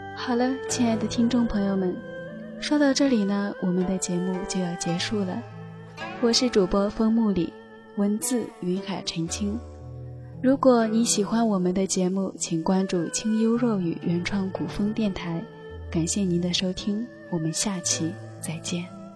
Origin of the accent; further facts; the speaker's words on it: northern China, China; 我呢，是一个来自北方的女子